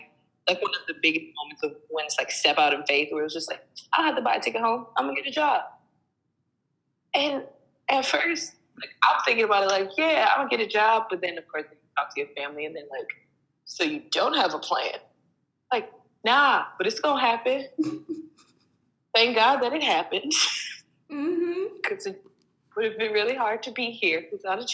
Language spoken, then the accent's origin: English; Flint, Michigan, United States; moved away as an adult; now in New York, United States; I'm originally from Michigan, born and raised in Flint, Michigan, went to school there, elementary, middle school, high school.